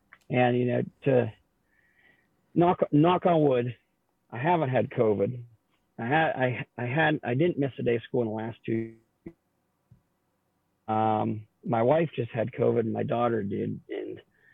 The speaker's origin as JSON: {"language": "English", "region": "Northwest Pennsylvania", "country": "United States", "said": "I'm from Northwest Pennsylvania"}